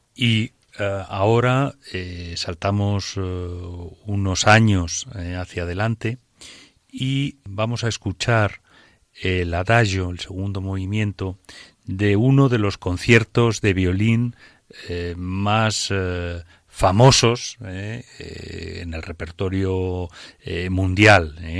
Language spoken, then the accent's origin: Spanish; Aragon, Spain; es mi tierra